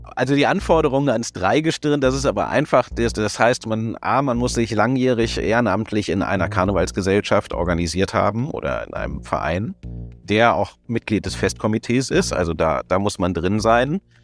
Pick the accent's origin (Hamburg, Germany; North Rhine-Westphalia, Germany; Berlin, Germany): North Rhine-Westphalia, Germany; Cologne